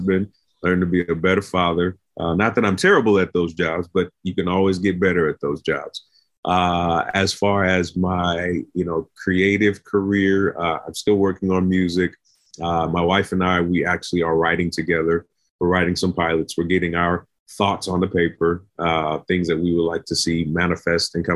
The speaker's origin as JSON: {"language": "English", "country": "United States", "said": "as an American"}